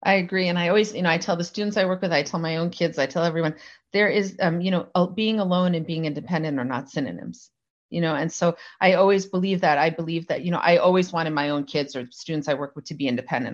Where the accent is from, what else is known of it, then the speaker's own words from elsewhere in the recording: New Jersey, United States; I grew up in New Jersey